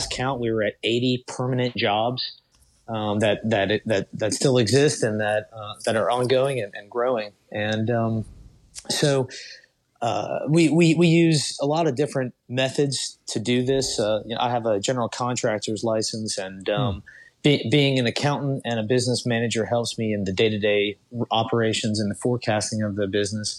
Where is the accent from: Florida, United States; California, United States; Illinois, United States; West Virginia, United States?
West Virginia, United States; Thurmond; I was born and raised in West Virginia. And, you know, growing up in a small coal town